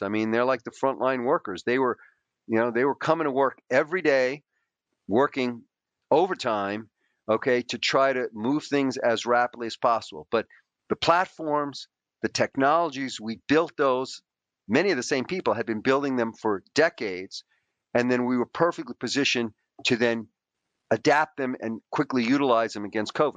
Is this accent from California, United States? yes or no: no; New York City, New York, United States; I grew up in a poor Greek immigrant family.